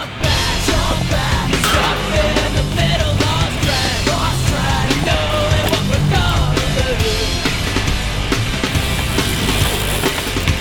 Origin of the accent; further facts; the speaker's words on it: Pennsville, New Jersey, United States; I'm from Pennsville, New Jersey